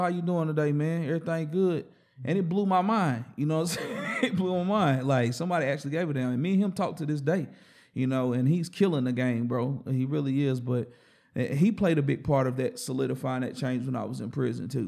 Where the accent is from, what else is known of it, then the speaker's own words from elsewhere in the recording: Hickory, North Carolina, United States; also born or lived in Forest City, North Carolina / Shelby, North Carolina / Lawndale, North Carolina / Asheville, North Carolina; I'm a straight North Carolinian.